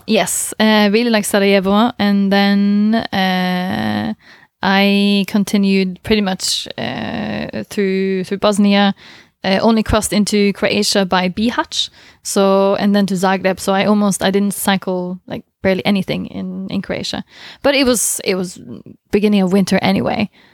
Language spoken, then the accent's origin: English; Southern Norway, Norway; I'm from the south